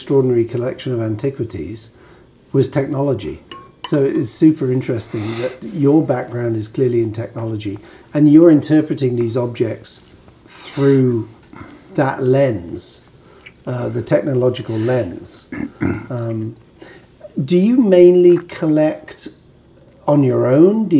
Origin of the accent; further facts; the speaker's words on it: United Kingdom; growing up in Britain